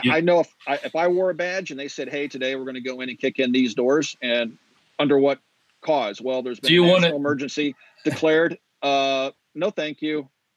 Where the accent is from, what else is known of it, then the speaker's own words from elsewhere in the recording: Kansas, United States; moved away; Take a look at like my home state of Kansas, for example. When I lived there